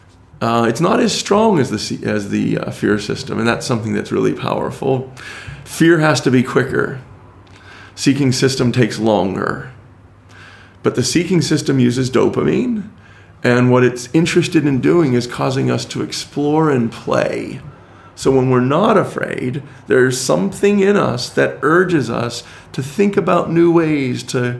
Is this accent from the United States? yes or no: yes; United States; as an American